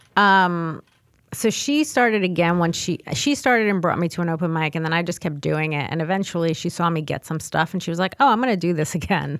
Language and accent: English; New York City, New York, United States; I was born and raised in the Bronx.